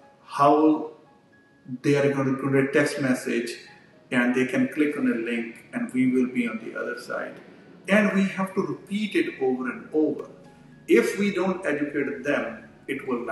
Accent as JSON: {"language": "English", "country": "India", "also_born_or_lived": "New York", "moved": "as an adult", "said": "I'm a physician from India."}